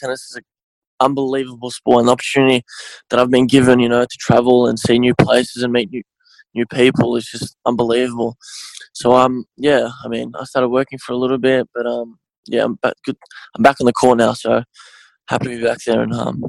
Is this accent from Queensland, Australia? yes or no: no; Melbourne, Victoria, Australia; Yeah, so I was born here. My parents were born in Bosnia, both my parents.